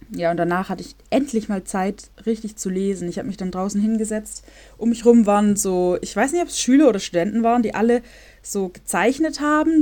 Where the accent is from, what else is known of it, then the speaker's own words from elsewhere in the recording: Germany; moved away as an adult; now in Warsaw, Poland; In meinem äh, Dorf, wo ich herkomme, wohnen 6000